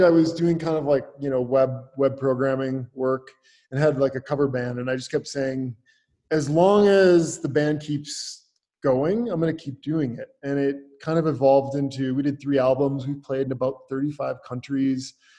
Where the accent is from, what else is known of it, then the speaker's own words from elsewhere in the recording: Northwest Wisconsin, United States; moved away as an adult; also born or lived in Minneapolis, United States / Los Angeles, United States; I grew up in Northwest Wisconsin on a dairy farm.